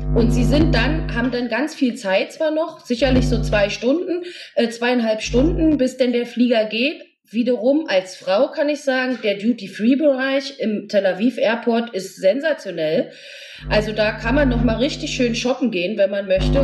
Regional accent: Berlin, Germany; ich bin aus Berlin

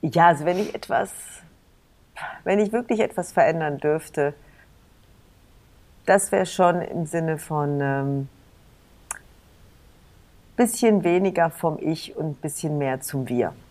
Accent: East Germany, Germany; Ich bin ja selber meine Eltern sind ja, wir sind ja aus dem Osten geflohen.

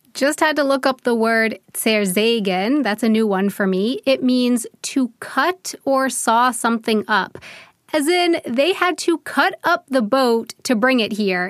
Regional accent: United States; moved away as an adult; now in Germany; I'm an American who has been living in Germany for 10 years now

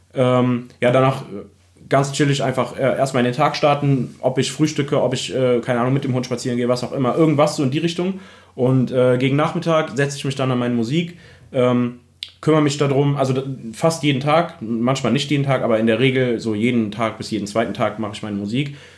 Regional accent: Remagen, Rhineland-Palatinate, Germany; also born or lived in Bad Breisig; ich komme ursprünglich aus Remagen, äh, das ist in der Nähe

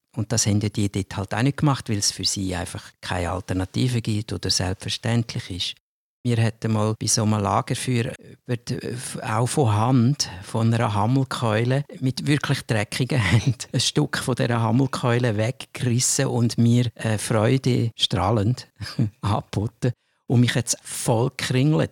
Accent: Switzerland; als Schweizer

